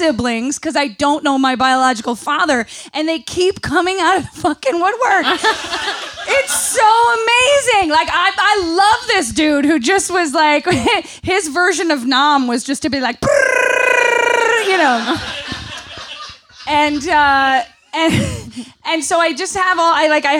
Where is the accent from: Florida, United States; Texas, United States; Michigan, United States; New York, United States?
New York, United States; Central; I grew up in Central New York